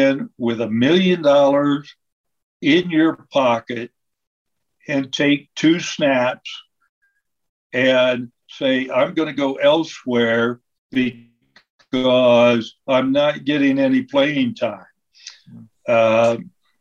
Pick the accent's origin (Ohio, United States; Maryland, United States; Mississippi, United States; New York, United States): Ohio, United States; Lancaster; I came from Lancaster.